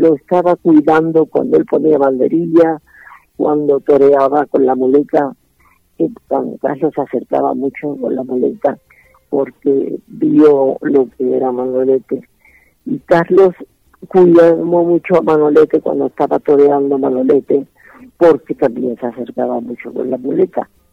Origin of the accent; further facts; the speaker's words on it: Seville, Andalusia, Spain; now in Mexico; nací en la cuna del Torero, nací en Sevilla